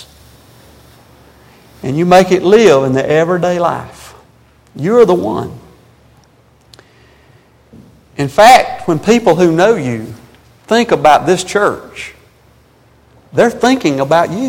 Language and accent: English; Spartanburg, South Carolina, United States; we're from South Carolina